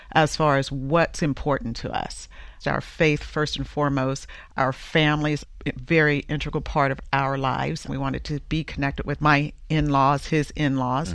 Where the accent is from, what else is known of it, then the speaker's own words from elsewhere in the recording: the South, United States; I'm from the South